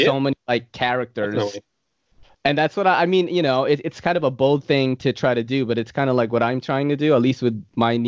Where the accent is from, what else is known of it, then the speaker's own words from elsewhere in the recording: Philippines; maybe they'll ask me what nationality I am, and I'll be like, oh, I'm Filipino, you know? The Japanese and the Spaniards like took over my country and made us look way better.